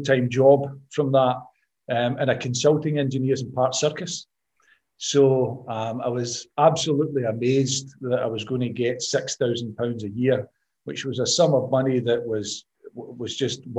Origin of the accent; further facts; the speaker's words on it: Glasgow, Scotland, United Kingdom; I grew up in East End of Glasgow